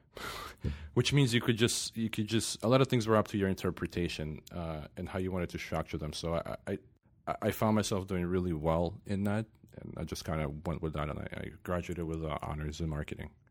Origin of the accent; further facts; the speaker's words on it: Sumy, Sumy Oblast, Ukraine; moved away; I'm from eastern Ukraine, born and raised